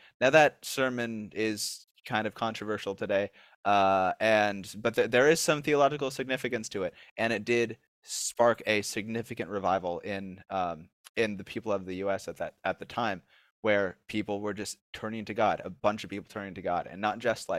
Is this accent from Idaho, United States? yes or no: yes; Idaho, United States; born there; also born or lived in Caribbean / New Jersey; now in Nashville, United States; Like, I was born in Idaho, then lived in the Caribbean, then lived in New Jersey. Now I'm going to college in Nashville.